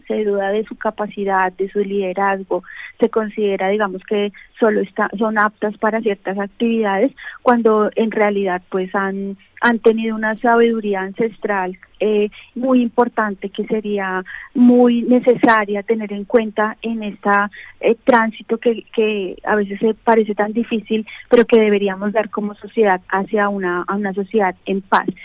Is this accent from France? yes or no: no; Colombia; como colombianos